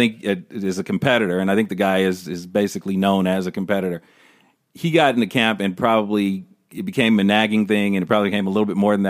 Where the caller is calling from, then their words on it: Los Angeles, California, United States; We're calling from Los Angeles.